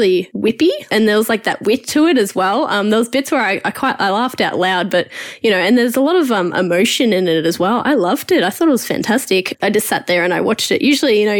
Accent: Australia; Us growing up in Australia

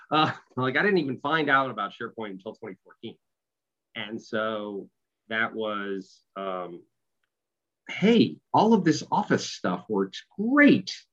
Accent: Boston, Massachusetts, United States; also born or lived in Australia; So, uh, so I grew up in Boston. Uh, wore away all traces of any accent I might have had.

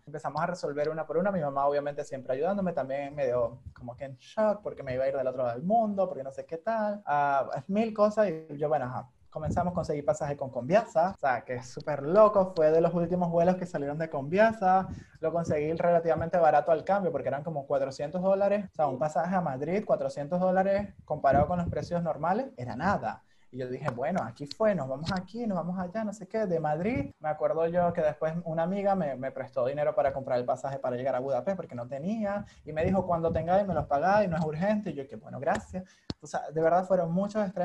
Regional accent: Venezuela; moved away as an adult; also born or lived in Hungary; emigrar siendo venezolano

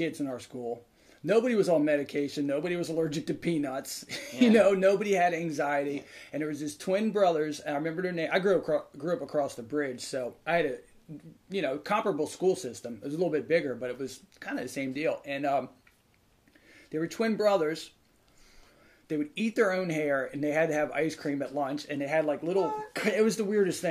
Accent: Howard County, Maryland, United States; now in Eastern Shore, Maryland, United States; I grew up in Howard County, and my school system was a little more, we are between two major cities

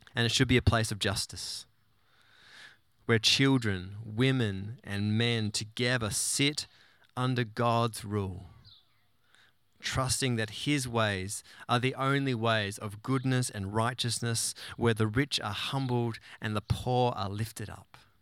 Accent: Tasmania, Australia; moved away; the glorious island of Tasmania, my home state

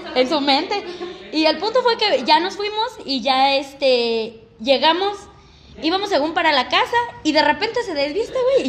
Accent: Michoacán, Mexico; somos de Michoacán

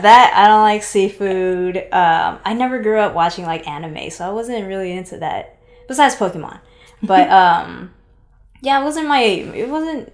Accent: Seattle, Washington, United States; I'm originally from Seattle, Washington. Shout out Pacific Northwest.

